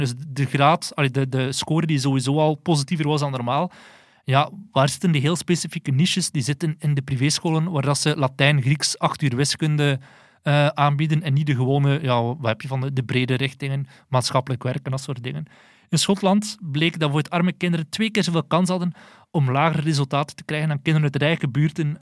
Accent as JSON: {"language": "Dutch", "country": "Belgium", "said": "wij als Belgen"}